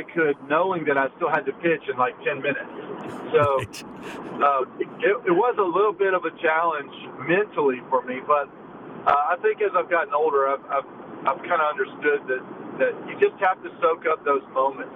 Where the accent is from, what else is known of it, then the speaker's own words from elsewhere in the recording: United States; I'm from the United States